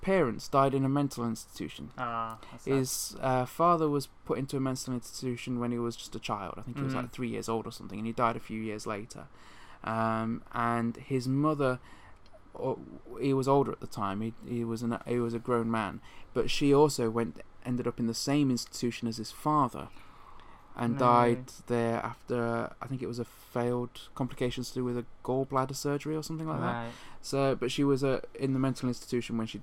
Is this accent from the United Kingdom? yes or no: yes; United Kingdom; most of us in the UK, which is where we're from